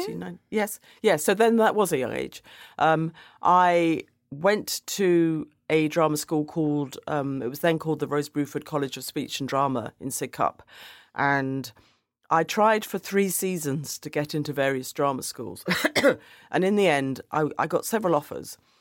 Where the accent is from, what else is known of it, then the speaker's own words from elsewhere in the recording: London, United Kingdom; I grew up in Woolwich, which at that time was a very white area